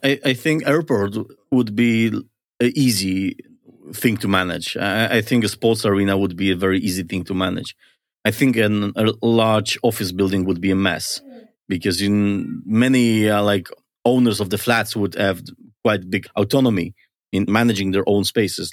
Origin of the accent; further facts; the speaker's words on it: Poland; moved away; I come from Poland.